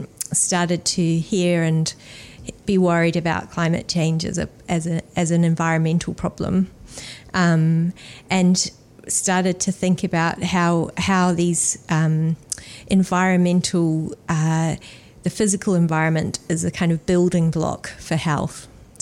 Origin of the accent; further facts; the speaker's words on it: Australia; now in New Zealand; I am Australian, and then I came to New Zealand and went to medical school here